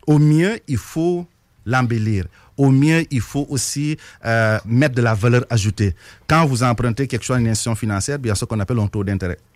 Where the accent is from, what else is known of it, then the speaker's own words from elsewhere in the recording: Senegal; moved away as an adult; also born or lived in Trois-Rivières, Canada / Montreal, Canada / Repentigny, Canada; now in Lévis, Canada; je suis originaire du Sénégal